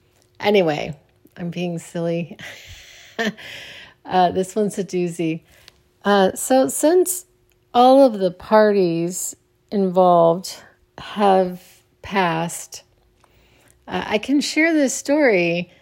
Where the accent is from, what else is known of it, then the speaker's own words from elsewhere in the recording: Phoenix, Arizona, United States; All right, so I grew up in Arizona in Phoenix, on the west side of Phoenix, which was kind of the wrong side of the tracks in a way. Really close to Glendale, Arizona.